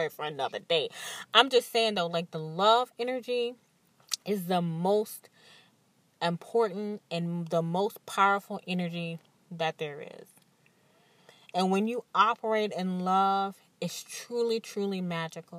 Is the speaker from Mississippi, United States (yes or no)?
yes; Mississippi, United States; now in New Orleans, United States; I'm from Mississippi